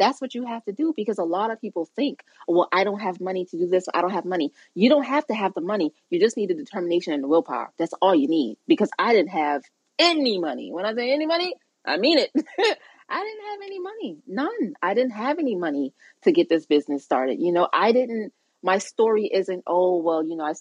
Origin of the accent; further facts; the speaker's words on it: Charleston, South Carolina, United States; I'm from Charleston, South Carolina. We are a Gullah Geechee people